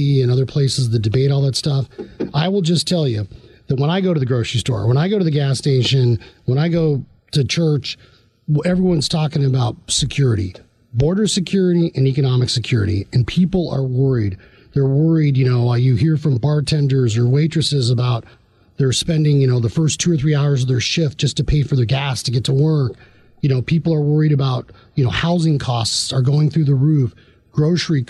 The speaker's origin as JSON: {"language": "English", "region": "Arizona", "country": "United States", "tie": "born or raised there", "said": "growing up in Arizona"}